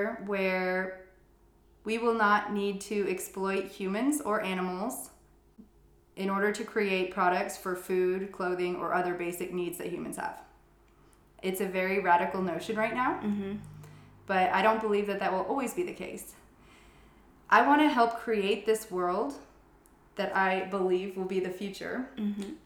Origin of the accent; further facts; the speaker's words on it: Southeast United States, United States; moved away as an adult; also born or lived in Asheville, North Carolina; now in Zurich, Switzerland; I come from the Southeast